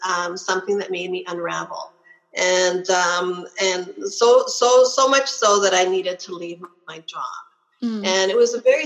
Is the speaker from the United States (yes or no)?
no; Canada; I'm Canadian.